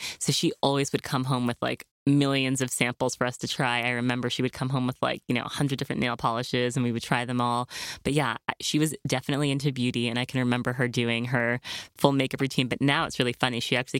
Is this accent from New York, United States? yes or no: yes; New York City, New York, United States; because I grew up here in New York City and I was a model for Ford Models.